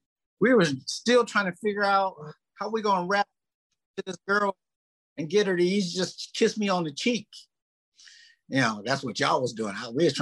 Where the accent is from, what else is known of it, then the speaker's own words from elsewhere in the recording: Minneapolis, Minnesota, United States; growing up in Minneapolis, and you know, Minneapolis was 1% Black back then, maybe a little higher